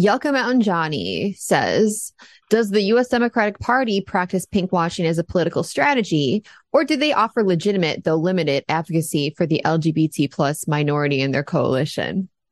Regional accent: United States; I'm an American

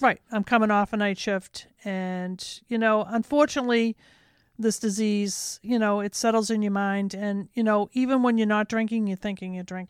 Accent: Medford, United States; I grew up in Medford

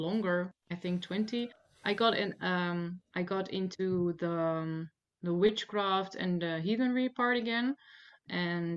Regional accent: Netherlands; I was born here in Netherlands in a small village

